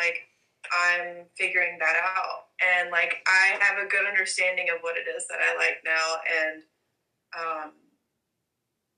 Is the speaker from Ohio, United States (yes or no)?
no; Alabama, United States; I'm from Alabama